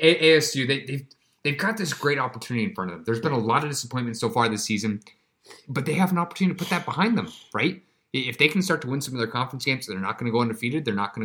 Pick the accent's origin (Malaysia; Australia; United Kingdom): Australia; I'm from Australia.